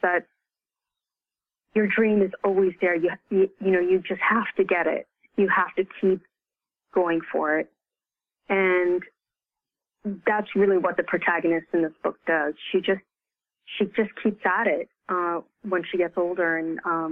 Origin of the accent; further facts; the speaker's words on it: United States; I'm Chinese American